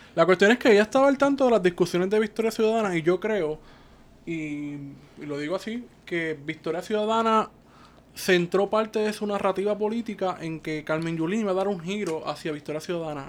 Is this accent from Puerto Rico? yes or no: yes; Cabo Rojo, Puerto Rico; moved away as an adult; now in San Juan, Puerto Rico